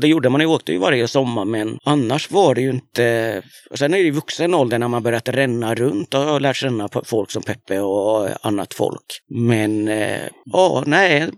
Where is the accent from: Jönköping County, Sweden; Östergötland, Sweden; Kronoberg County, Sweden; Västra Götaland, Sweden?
Östergötland, Sweden; jag kommer ju liksom från Östergötland